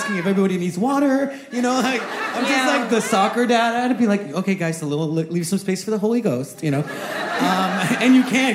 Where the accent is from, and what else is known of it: Guatemala; moved away